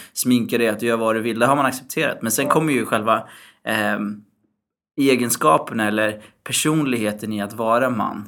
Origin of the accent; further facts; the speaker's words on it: Syria; Jag är ju mm. från Syrien